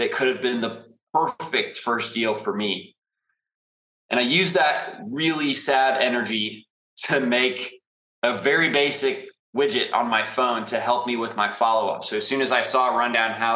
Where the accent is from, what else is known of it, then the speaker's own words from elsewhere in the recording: St. Louis, Missouri, United States; moved away as an adult; now in Indianapolis, United States; I'm from St. Louis. You're correct. I spent the last 7 years in Indianapolis